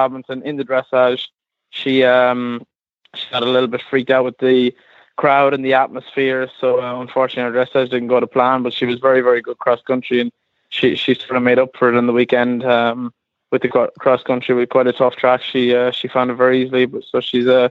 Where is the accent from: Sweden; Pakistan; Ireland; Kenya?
Ireland; Galway, Connacht; also born or lived in Calverstown, Kildare; now in Kildare, Ireland; I'm from Galway, which would be west of Ireland, but I'm based in Kildare, in Calverstown, Kildare